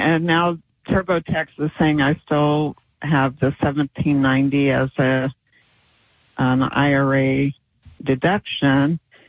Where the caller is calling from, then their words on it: Virginia, United States; from Virginia, and I'm completely confused.